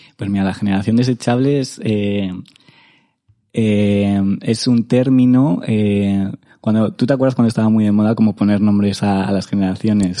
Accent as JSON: {"language": "Spanish", "town": "Madrid", "region": "Community of Madrid", "country": "Spain", "tie": "born or raised there", "said": "yo soy un madrileño sin barrio porque mis padres eh, están divorciados desde que tengo memoria."}